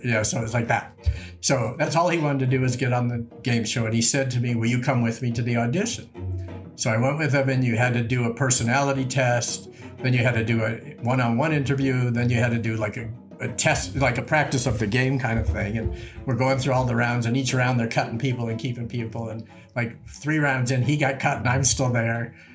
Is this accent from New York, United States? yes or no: yes; Rochester, New York, United States; also born or lived in Brentwood, Los Angeles; now in Los Angeles, United States; I grew up in Rochester, New York, with no connection to the film business whatsoever